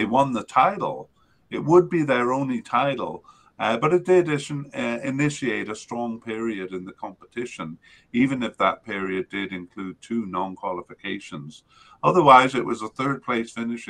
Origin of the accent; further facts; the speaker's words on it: Canada; as a Canadian